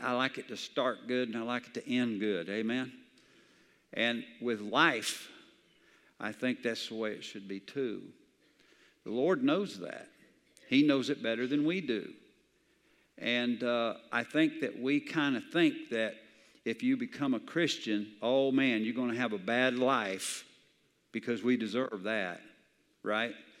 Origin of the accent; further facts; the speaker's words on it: the South, United States; I grew up in the South where everybody had a Bible